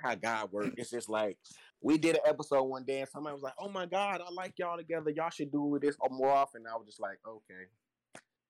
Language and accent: English; Chattanooga, Tennessee, United States; I'm from Chattanooga, Tennessee. Yes, down south